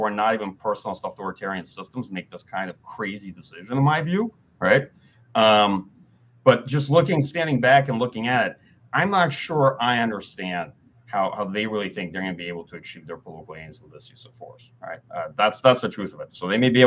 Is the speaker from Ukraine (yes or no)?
yes; Kyiv, Ukraine; moved away; I'm originally from Kyiv, Ukraine.